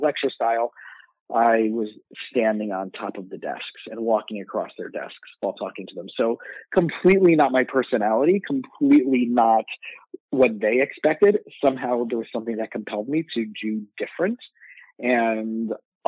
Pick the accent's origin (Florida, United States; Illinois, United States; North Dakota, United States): Florida, United States; South; moved away as an adult; also born or lived in Israel / New York; I grew up in South Florida